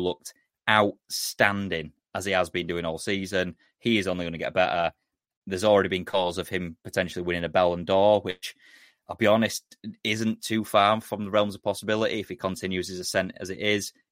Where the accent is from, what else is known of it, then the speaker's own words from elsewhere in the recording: England, United Kingdom; I'm English